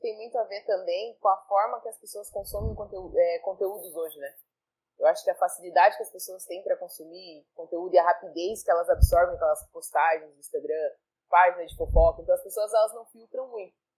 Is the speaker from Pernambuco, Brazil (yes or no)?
no; interior of São Paulo, Brazil; now in Santa Catarina, Brazil; eu sou do interior de São Paulo.